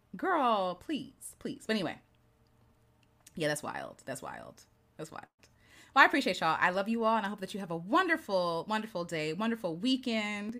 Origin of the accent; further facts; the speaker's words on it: United States; I grew up in Peachey County, so my teachers